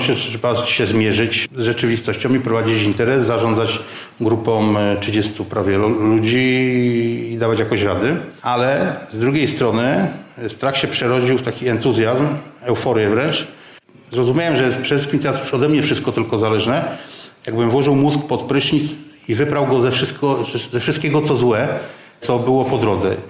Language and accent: Polish; Żywiec, Silesian Voivodeship, Poland; pochodzę z Żywca